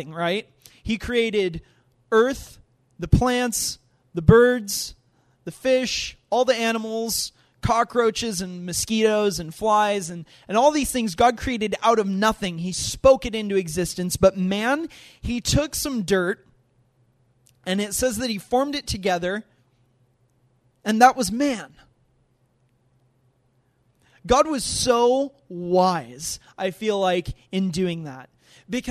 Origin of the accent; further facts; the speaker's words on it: United States; being an American